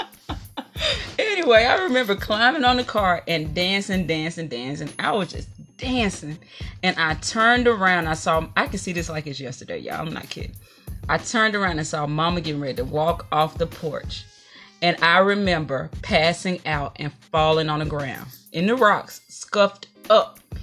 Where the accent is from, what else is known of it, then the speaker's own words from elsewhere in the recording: Mississippi, United States; I was raised in Mississippi